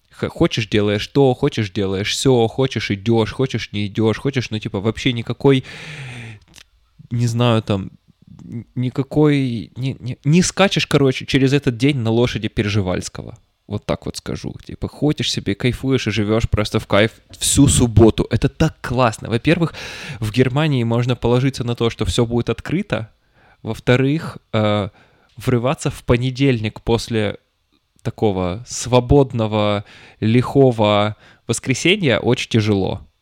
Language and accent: Russian; Petropavlovsk-Kamchatsky, Kamchatka Krai, Russia; я рос в Петропавловске-Камчатском